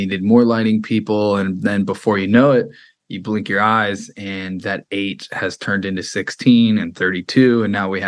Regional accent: Freeport, Illinois, United States; now in Los Angeles, United States; I grew up outside of Chicago in a small little town.

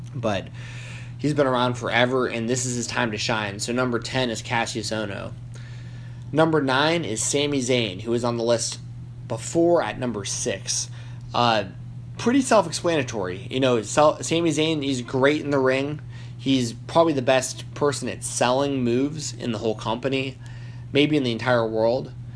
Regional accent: United States; being American

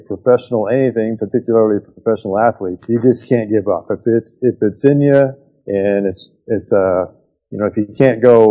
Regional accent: Canada; As a Canadian boy

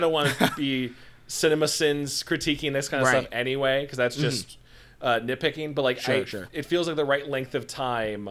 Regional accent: Midwest, United States; I'm from the Midwest

